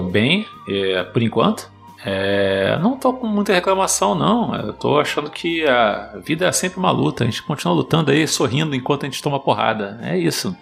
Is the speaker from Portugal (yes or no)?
no; Los Angeles, California, United States; moved away; also born or lived in Brazil; eu nasci em São Fernando Valley